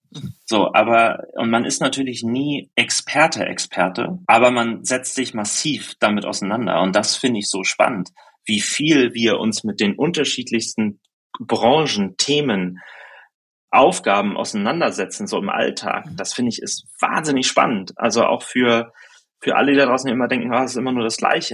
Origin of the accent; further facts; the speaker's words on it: Germany; ich komme aus der Nähe von Hamburg